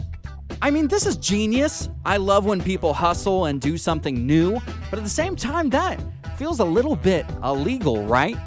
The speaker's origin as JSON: {"language": "English", "town": "Puyallup", "region": "Washington", "country": "United States", "tie": "born or raised there", "moved": "yes", "lives_now": "Sonoma County, United States", "said": "I played football in high school, and I will never forget stepping on the turf at our big rivalry game. It was the Puyallup High School Vikings against the Rogers Rams"}